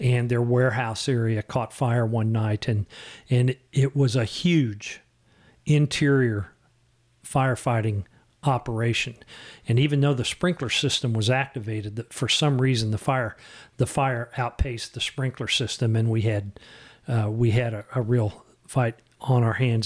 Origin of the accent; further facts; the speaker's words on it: Shawnee, Kansas, United States; also born or lived in Oak Forest; I had an opportunity to move back to my hometown, and I took